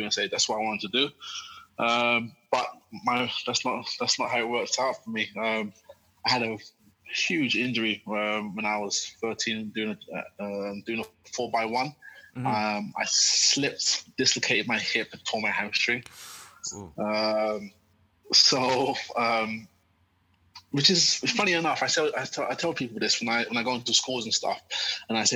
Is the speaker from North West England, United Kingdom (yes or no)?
no; London, United Kingdom; also born or lived in Tottenham, North London; that's where I was born. I grew up there. We lived, myself and my mum lived there for my first 8 years or so, and then we eventually moved to North London, to Tottenham. So a lot of absolute Londoner through and through.